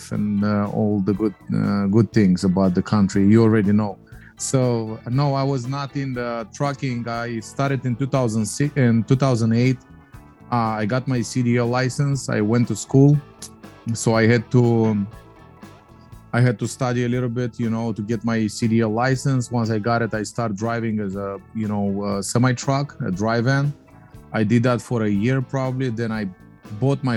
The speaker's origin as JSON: {"language": "English", "country": "Moldova", "tie": "born or raised there", "moved": "as an adult", "lives_now": "United States", "said": "is a Polish last name, but I was born in Moldova."}